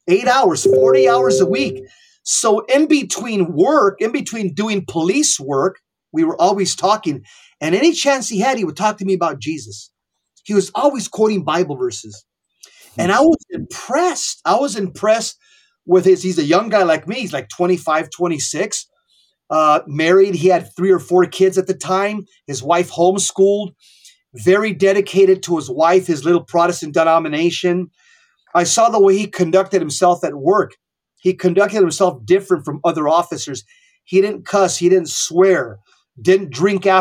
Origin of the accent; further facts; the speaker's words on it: Southern California, United States; I was born and raised in Southern California